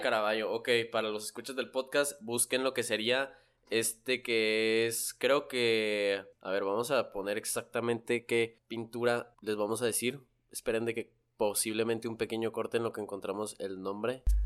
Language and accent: Spanish; Chihuahua, Mexico; me presentaba como mexicano, que ¿de dónde? Lo Chihuahua